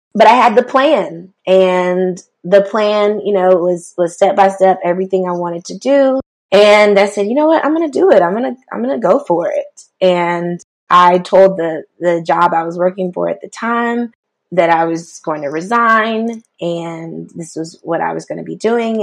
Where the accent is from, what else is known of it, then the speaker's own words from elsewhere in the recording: Rock Hill, South Carolina, United States; I am originally from Rock Hill, South Carolina. Grew up there, spent most of my life there